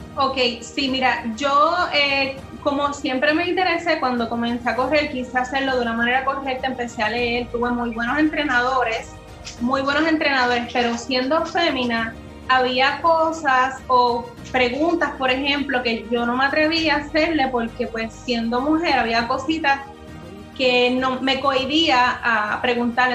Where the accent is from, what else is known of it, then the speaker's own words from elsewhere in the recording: Puerto Rico; soy la única puertorriqueña